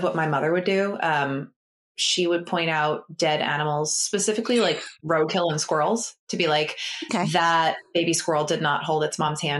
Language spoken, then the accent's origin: English; Massachusetts, United States; So I grew up in Massachusetts.